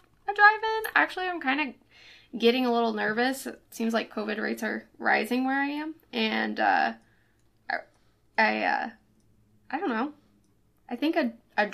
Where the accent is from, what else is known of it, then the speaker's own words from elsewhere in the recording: Belle, Missouri, United States; also born or lived in Bland, Missouri / Washington, Missouri; I live in Washington, the second place you named. But I grew up in Belle, Missouri.